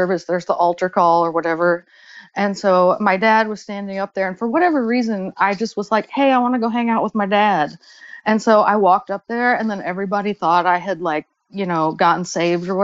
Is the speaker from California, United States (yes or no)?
no; Arkansas, United States; also born or lived in Bentonville, Arkansas; I was born in Bentonville, Arkansas